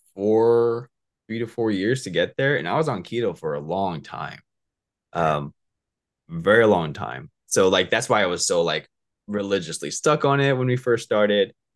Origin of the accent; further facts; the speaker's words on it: Southern California, United States; also born or lived in Alaska / Orange County; I'm from, um, Southern California. Uh, I was raised here. I was actually born up over in Alaska.